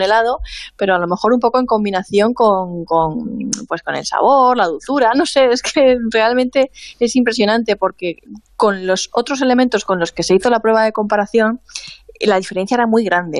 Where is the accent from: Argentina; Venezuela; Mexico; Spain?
Spain; Alicante, Valencian Community; por lo menos en mi pueblo la heladería en invierno está cerrada. En invierno te venden turrones y poco más aquí en Alicante